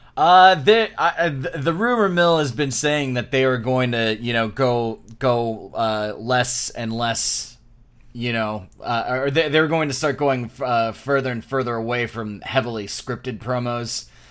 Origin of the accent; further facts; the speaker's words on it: Florida, United States; we're from Florida